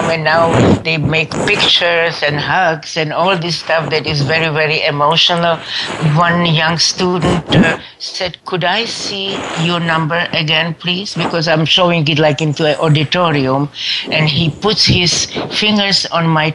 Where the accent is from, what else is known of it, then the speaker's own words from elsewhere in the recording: Brno, South Moravian Region, Czechia; moved away; I was born in Czechoslovakia, that is now the Czech Republic, in the city of Brno, B-R-N-O, right on the Austrian border